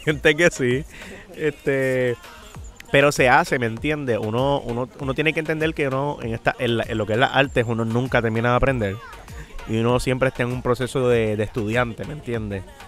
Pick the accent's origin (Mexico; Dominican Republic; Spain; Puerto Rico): Puerto Rico; San Juan; yo soy de Residencia Los Lloren Torres. es un, para el que no sepa, eso es como un proyecto público de vivienda